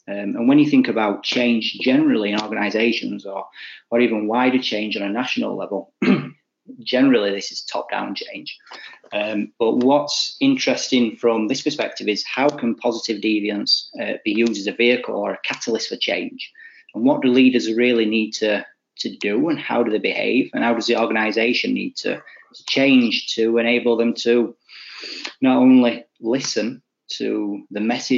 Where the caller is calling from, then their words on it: England, United Kingdom; So I'm joining you from the UK, sunny England, which isn't so sunny at the moment, but it's not too bad.